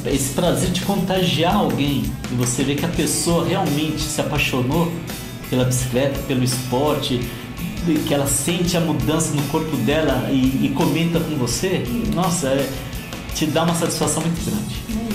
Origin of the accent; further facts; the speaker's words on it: Guararema, São Paulo, Brazil; now in Guararema, Brazil; Eu nasci em Guararema. Depois morei um tempo em São Paulo. Aí há 10 anos eu resolvi que eu queria voltar para lá de qualquer jeito e voltei